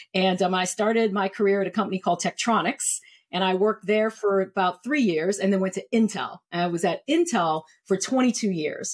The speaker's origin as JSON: {"language": "English", "town": "New York City", "region": "New York", "country": "United States", "tie": "born or raised there", "also_born_or_lived": "Columbia, South Carolina / Maryland / Cleveland, Ohio", "said": "I am originally from New York City, and I split my childhood between New York City and Columbia, South Carolina"}